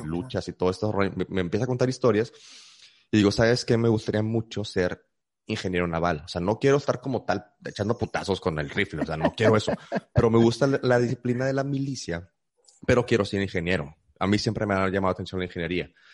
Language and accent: Spanish; Monterrey, Nuevo León, Mexico; also born or lived in San Luis Potosí, Mexico; Llegué aquí a la ciudad de Monterrey a los 8, casi 9 años este, de, edad. Yo nací en, la ciudad de San Luis Potosí